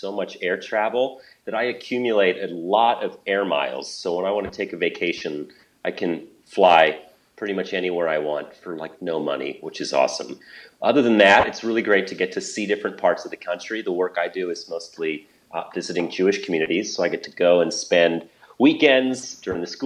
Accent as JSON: {"language": "English", "town": "Toronto", "region": "Ontario", "country": "Canada", "tie": "born or raised there", "also_born_or_lived": "London, Ontario", "moved": "as an adult", "lives_now": "Chicago, United States", "said": "I grew up in Toronto, Canada, and lived there until I went to college"}